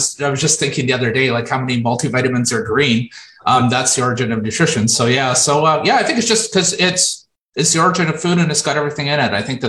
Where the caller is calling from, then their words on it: Moncton, New Brunswick, Canada; I'm in Moncton, New Brunswick.